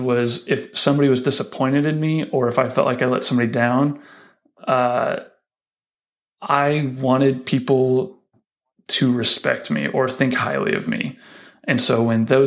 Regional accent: Lincoln, Nebraska, United States; also born or lived in Denver, Colorado; right before my kindergarten year, we moved out to Lincoln. Folks got a job at Union, and then spent my entire schooling years here in Lincoln.

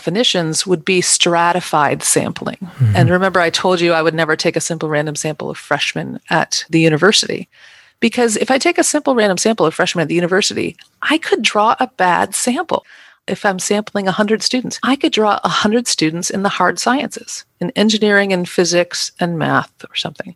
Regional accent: Midwest, United States; I'm a Midwesterner and I say strata

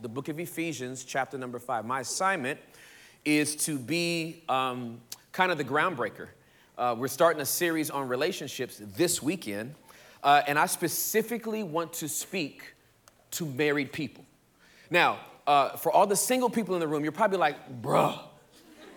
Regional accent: Inglewood, California, United States; I'm from Inglewood, California. The hood part, pre-gentrification.

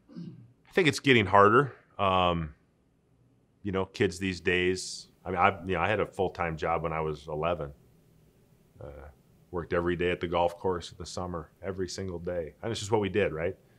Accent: Saint Paul, Minnesota, United States; moved away as an adult; I grew up in Saint Paul, Minnesota, never really went anywhere

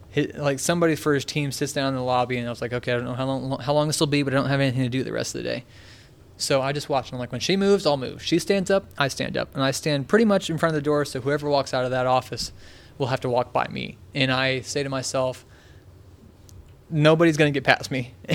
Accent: Richmond, Indiana, United States; And I was like … I'm a sophomore here at Ball State. I'm from Richmond, Indiana, since he's from Indiana as well.

